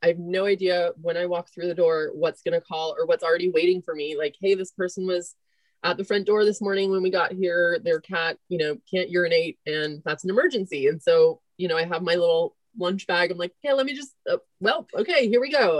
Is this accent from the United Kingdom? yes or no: no; Marin County, California, United States; also born or lived in Ireland; I grew up in Marin County, went to high school in Marin County